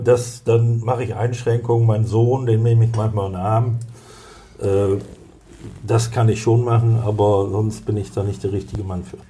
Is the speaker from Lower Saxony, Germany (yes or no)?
yes; Cloppenburg, Lower Saxony, Germany; Ich komme aus Kloppenburg, da bin ich geboren und äh, zu 99 Prozent werde ich dort auch sterben.